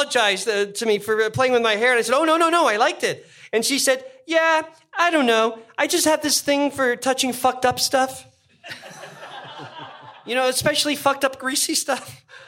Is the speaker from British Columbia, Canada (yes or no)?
no; Toronto, Ontario, Canada; I grew up in Toronto